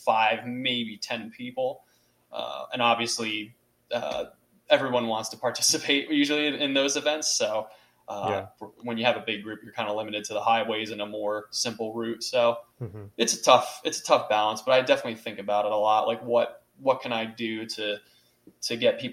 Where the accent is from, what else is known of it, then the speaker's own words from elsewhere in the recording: Doylestown, Pennsylvania, United States; I grew up in Doylestown, so I was very familiar with all those back roads out there from my days of high school